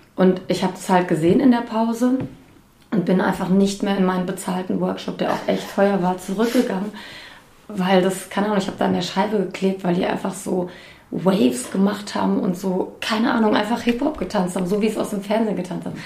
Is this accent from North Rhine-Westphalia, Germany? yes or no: no; Bad Homburg, Hesse, Germany; ich komme aus Bad Homburg